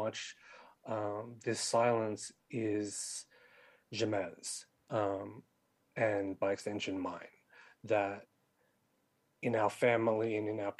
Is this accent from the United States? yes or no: no; Sydney, New South Wales, Australia; born and raised in Western Sydney like me